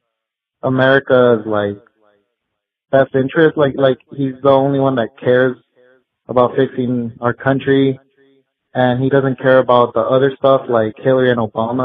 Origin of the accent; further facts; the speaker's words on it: Los Angeles, California, United States; also born or lived in Orange County; I grew up in Montebello, Los Angeles. And, yeah, I grew up in L.A., Orange County.